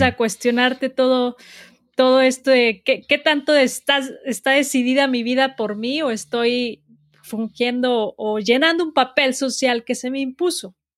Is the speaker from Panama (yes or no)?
no; Guadalajara, Jalisco, Mexico; also born or lived in Mexico City / United States / Los Cabos / Cancún; Soy de México, soy de Guadalajara. Eh, nací aquí, todavía vivo aquí. La mayoría de mi vida he vivido aquí.